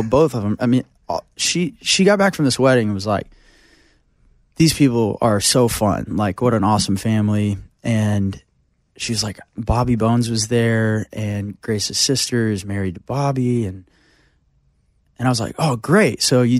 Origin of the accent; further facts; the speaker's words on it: Bixby, Oklahoma, United States; Bixby, which is Tulsa.